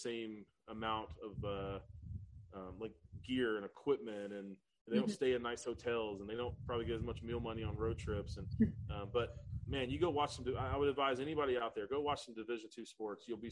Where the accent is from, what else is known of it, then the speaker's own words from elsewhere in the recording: Apex, North Carolina, United States; moved away as an adult; now in South Carolina, United States; I grew up in Apex, right outside of Durham.